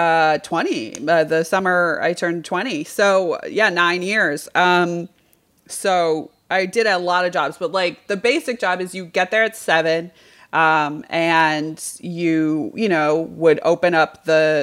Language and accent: English; Western Massachusetts, United States; I grew up in Massachusetts, Western, right before the Berkshires